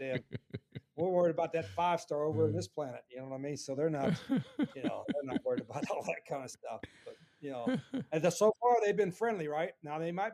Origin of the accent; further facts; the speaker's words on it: West Virginia, United States; now in Jacksonville, United States; when I was growing up in West Virginia, and my dad was a coal miner